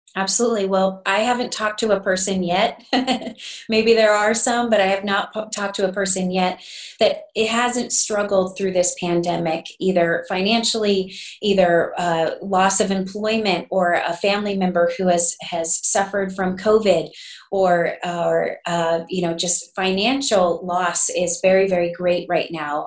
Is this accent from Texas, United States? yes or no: no; Garden City, Kansas, United States; I'm born and raised in Garden City, Southwest Kansas proud